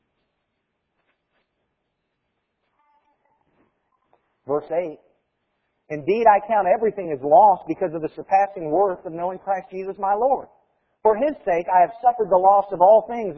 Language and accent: English; United States; As Americans